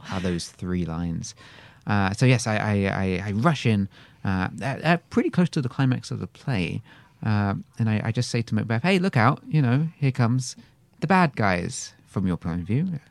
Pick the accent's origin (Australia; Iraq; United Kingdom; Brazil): United Kingdom; England; accent: English; moved away; also born or lived in Lethbridge, Alberta; I'm from, uh, England originally